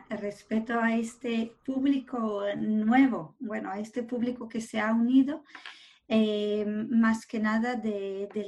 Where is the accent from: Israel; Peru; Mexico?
Israel; Jerusalem, Jerusalem District; born there; Yo, yo nací